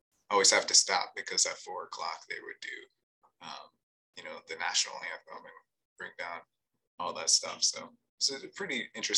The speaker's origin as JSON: {"language": "English", "town": "Hanscom Air Force Base", "region": "Massachusetts", "country": "United States", "tie": "born or raised there", "said": "Fort Devens used to be a place where we went as kids all the time, because we grew up on Hanscom Air Force Base, because my dad was in the Air Force."}